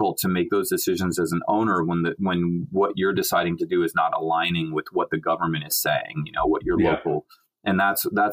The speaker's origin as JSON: {"language": "English", "region": "California", "country": "United States", "also_born_or_lived": "Hawaii", "moved": "as an adult", "lives_now": "New York, United States", "said": "I'm from California and I was living in Hawaii"}